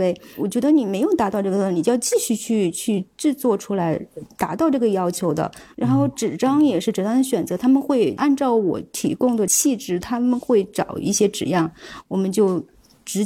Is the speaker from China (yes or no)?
yes; China; 我说：“我是中国人里面可能比较少数的这种人群，包括我的想法，包括我对于一些事情的看法等等什么的，我们。”